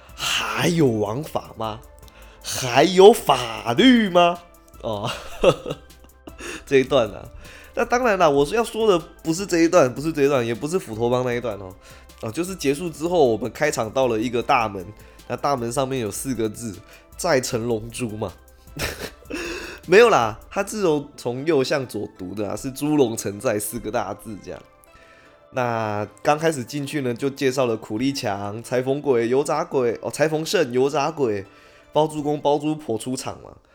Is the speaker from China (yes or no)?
no; Taiwan; 作为台湾人嘛